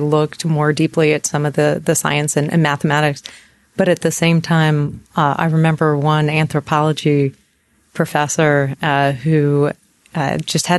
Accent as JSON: {"language": "English", "region": "Eastern North Carolina", "country": "United States", "tie": "born or raised there", "also_born_or_lived": "New York City, New York", "said": "when we were I was 8 years old, we moved to North Carolina"}